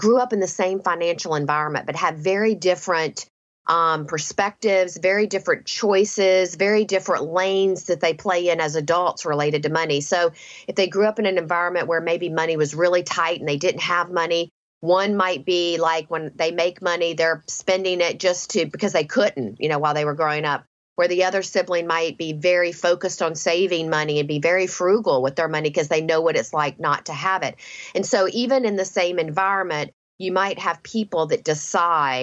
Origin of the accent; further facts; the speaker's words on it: the South, United States; I grew up in the South